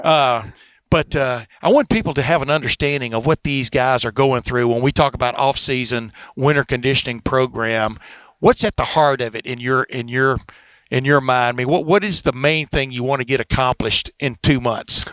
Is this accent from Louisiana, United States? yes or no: no; Texas, United States; also born or lived in Alabama; now in Ohio, United States; I grew up in Alabama and in Texas 11 years